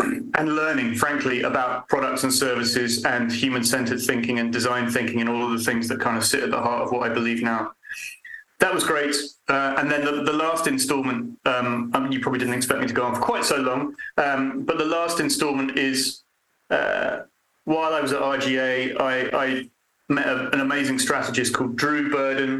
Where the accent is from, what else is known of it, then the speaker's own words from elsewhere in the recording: London, United Kingdom; moved away as an adult; also born or lived in Edinburgh; now in Winchester, United Kingdom; I was born and bred in London, lived in London until I had too many children